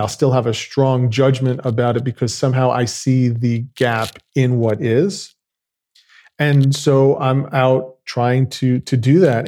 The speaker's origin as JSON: {"language": "English", "region": "New York", "country": "United States", "tie": "born or raised there", "said": "I grew up in New York."}